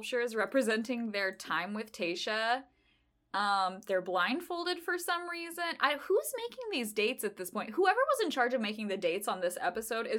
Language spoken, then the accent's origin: English; Idaho, United States; I'm from Idaho